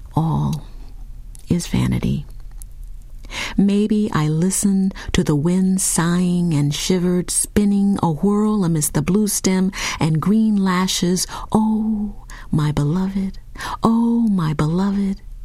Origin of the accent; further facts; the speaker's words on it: Lincoln, Nebraska, United States; I grew up in Lincoln, Nebraska